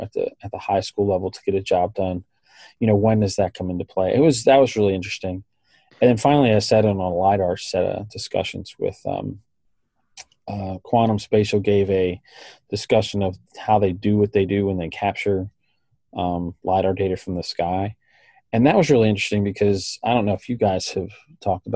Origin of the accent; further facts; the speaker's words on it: Baltimore, Maryland, United States; My hometown in full glory